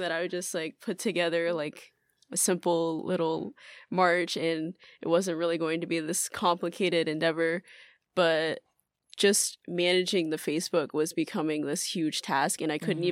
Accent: Atlanta, Georgia, United States; moved away as an adult; now in Tokyo, Japan; I'm originally from Atlanta, Georgia, but I've been living in Tokyo for two years now.

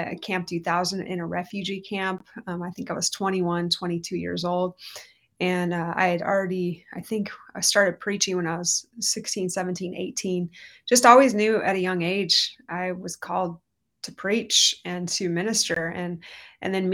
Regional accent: Orange County, California, United States; also born or lived in Redding, California; now in Anaheim, United States; I'm from Orange County. I grew up under John Wimber and the Vineyard Movement, basically grew up in revival

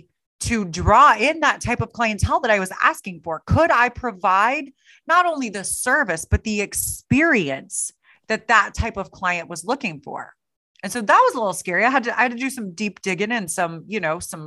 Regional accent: Kansas City, Missouri, United States; there's a school in my hometown of Kansas City

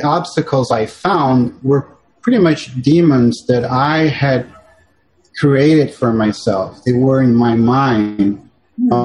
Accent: São Paulo, Brazil; moved away as an adult; now in New York City, United States; I was born and raised in Sao Paulo and in Brazil.

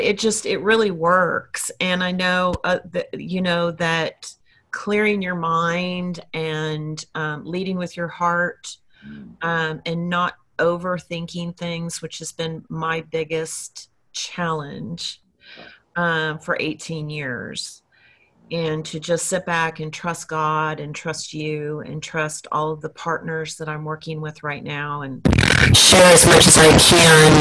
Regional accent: Los Angeles, California, United States; we're both from Los Angeles

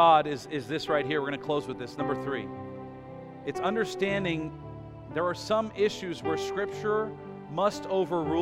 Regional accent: United States; as American citizens

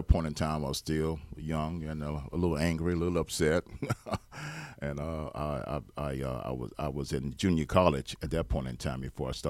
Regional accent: Hobe Sound, Florida, United States; also born or lived in Stuart; Yeah, I was born in Martin County in 1954 here in Stuart. And I was reared in Hope Sound from the age of from that time on until I was 19, 20 years old.

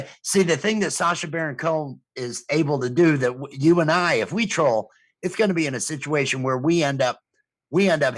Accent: Illinois, United States; moved away; I'm from Illinois, so I'm used to winter

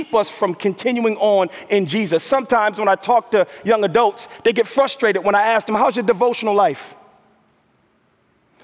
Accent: New York, United States; moved away as an adult; also born or lived in Minnesota; African American, grew up in the New York metro area

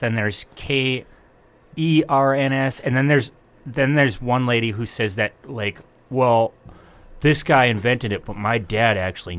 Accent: North Dakota, United States; I'm from North Dakota

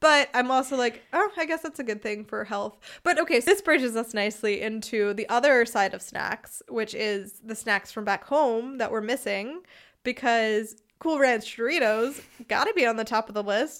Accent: United States; moved away as an adult; now in Freiburg, Germany; I'm American

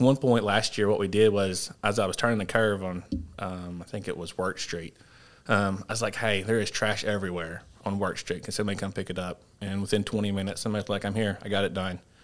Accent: Paragould, Arkansas, United States; growing up in Perigold

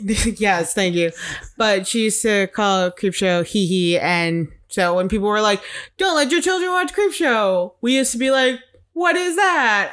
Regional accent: Chicago, Illinois, United States; moved away; growing up in Chicago

